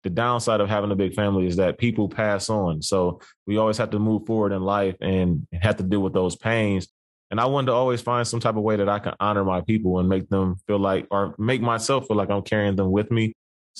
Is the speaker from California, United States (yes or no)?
no; Cleveland, Ohio, United States; I'm born and raised in Cleveland, Ohio.